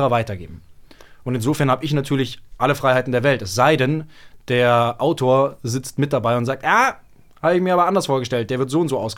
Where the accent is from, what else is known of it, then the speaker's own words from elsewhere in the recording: Munich, Bavaria, Germany; Nee, aber äh, ich komme ja aus München.